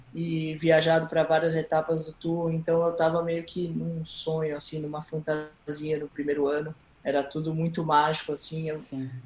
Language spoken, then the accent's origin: Portuguese; Florianópolis, Santa Catarina, Brazil; also born or lived in Recife, Pernambuco; E quando eu tinha 9 anos de idade, a gente se mudou para o sul, a Florianópolis